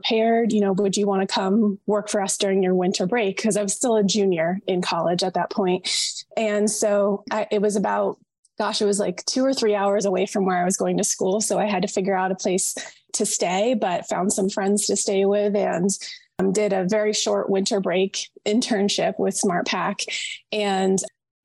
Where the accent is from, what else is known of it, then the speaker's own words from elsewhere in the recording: Vermont, United States; moved away; also born or lived in Massachusetts; I grew up in Vermont